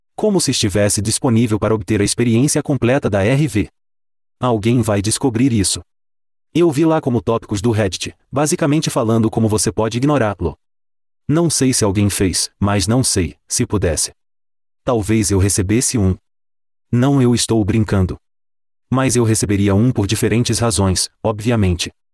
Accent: Calgary, Alberta, Canada; aqui em Calgary, na minha cidade natal

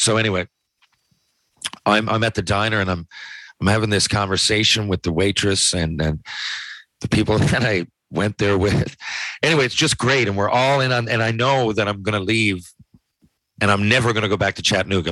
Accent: Canada; I'm a Canadian hockey player

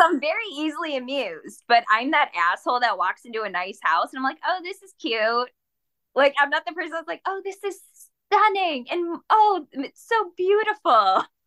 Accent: Shelby Township, Michigan, United States; born or raised there

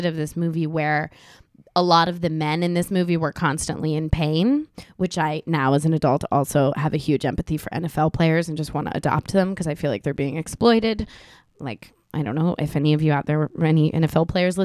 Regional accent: Miami, Florida, United States; I specifically I'm from Miami, so I grew up

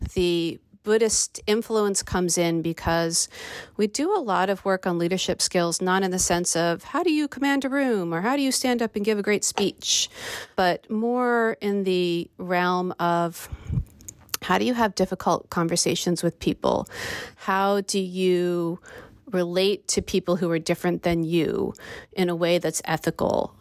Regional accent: United States; being an American

